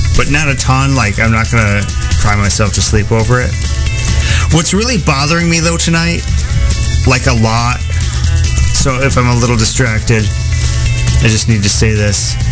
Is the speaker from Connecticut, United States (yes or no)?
no; Rochester, Minnesota, United States; moved away; I grew up in Rochester